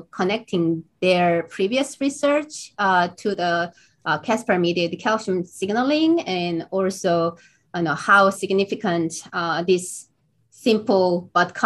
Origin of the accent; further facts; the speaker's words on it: Seoul, South Korea; moved away as an adult; also born or lived in Boston, United States; So I was born in Boston, US, but grew up, in South Seoul, South Korea